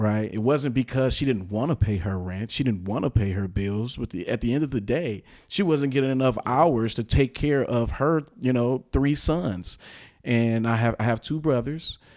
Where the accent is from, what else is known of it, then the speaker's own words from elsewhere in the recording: Milwaukee, Wisconsin, United States; I've been born and raised here in the city of Milwaukee, Milwaukee County